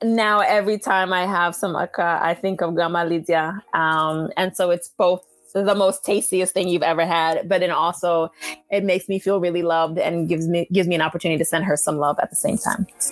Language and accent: English; Haiti; first language Haitian Creole; English is a second language; moved away; I'm Haitian